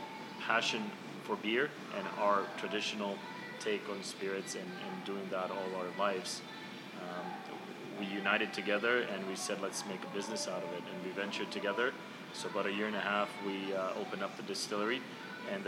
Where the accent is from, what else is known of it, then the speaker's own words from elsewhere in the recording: Croatia; also born or lived in Bosnia and Herzegovina; My brother and I grew up in Croatia, Bosnia.